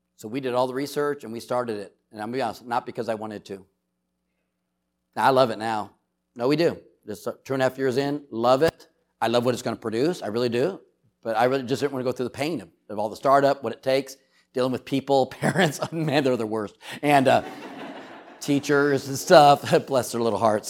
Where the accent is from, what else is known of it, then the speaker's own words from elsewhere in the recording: San Diego, California, United States; I grew up in San Diego, California